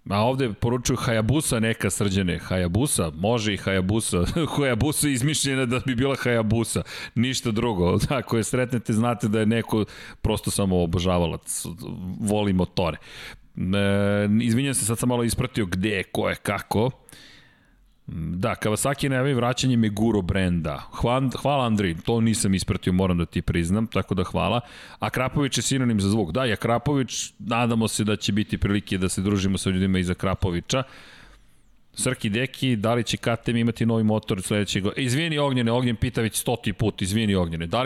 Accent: Belgrade, Serbia; Ja sam odrastao inače u Zemunu

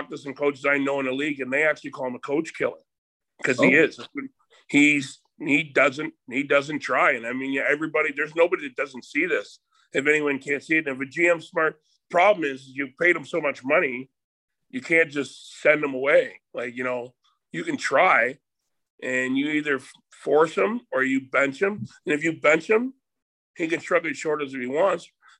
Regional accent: Windsor, Ontario, Canada; I'm from Windsor area, so it's right next to Detroit

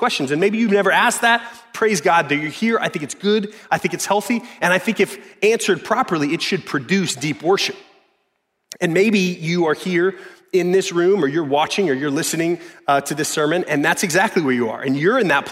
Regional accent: the South, United States; I was born into in the South, in good old America

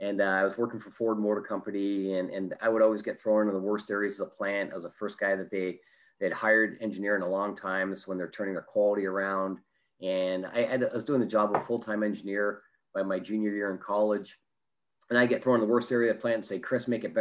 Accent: Canada; moved away as an adult; now in Orange County, United States; I'm originally from Canada, so you might pick up an A or an O in a boat or something like

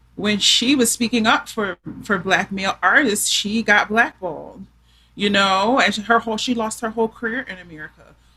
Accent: Philadelphia, Pennsylvania, United States; I'm from Philly

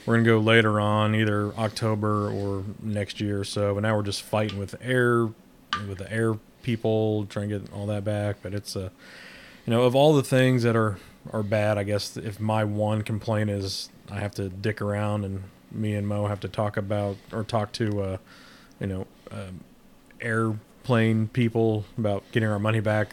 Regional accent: Midwest, United States; now in Southern United States; I'm a Midwesterner living in the South

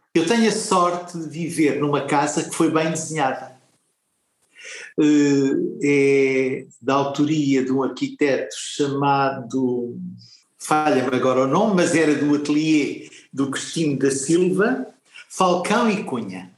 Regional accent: Mozambique; moved away; nasci muito longe daqui, num lugar onde o vento sopra de outra maneira. Na minha terra ganhei a noção que tenho do espaço, da terra, do mar, do verde

